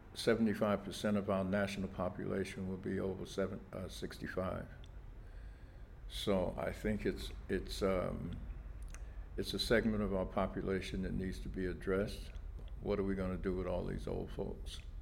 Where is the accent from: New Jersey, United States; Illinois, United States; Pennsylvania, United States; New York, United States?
New York, United States; New York City; I was born in August 19th, 1939, at Kings County Hospital, right here in Brooklyn. Um, I lived in um, Bed-Stuy most of my life